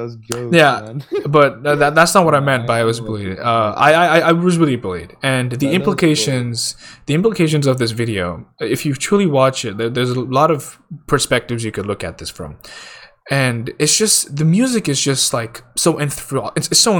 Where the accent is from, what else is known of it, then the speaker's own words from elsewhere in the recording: India; because I'm Indian, right?